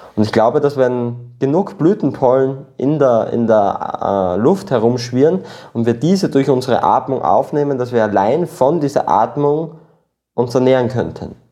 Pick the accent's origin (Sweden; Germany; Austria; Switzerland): Austria; born or raised there; also born or lived in Peru